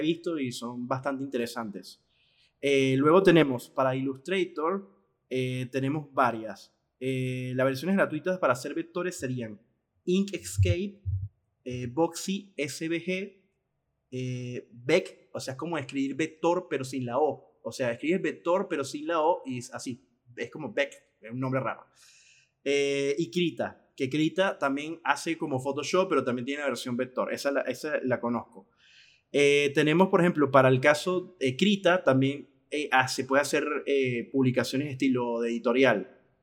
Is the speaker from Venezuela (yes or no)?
yes; Venezuela; yo como venezolano, por un problema que tiene mi país